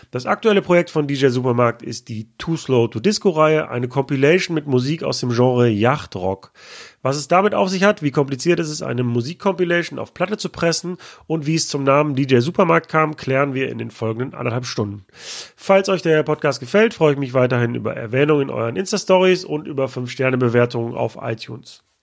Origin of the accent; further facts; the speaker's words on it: Düsseldorf, North Rhine-Westphalia, Germany; now in Berlin, Germany; Nee, ich bin Düsseldorfer.